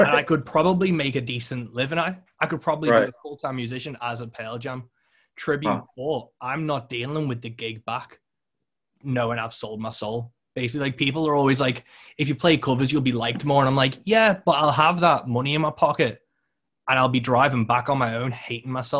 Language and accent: English; United Kingdom; I'm British